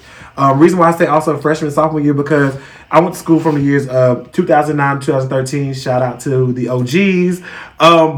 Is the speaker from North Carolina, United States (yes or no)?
yes; Charlotte, North Carolina, United States; I'm from the South, like, I could switch it up